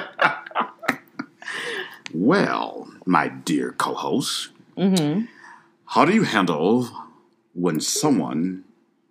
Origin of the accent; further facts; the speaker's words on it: Detroit, Michigan, United States; also born or lived in Dallas; I was from Detroit.